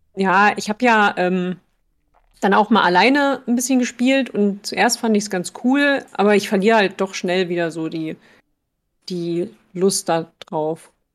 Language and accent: German; Germany; Als Deutsche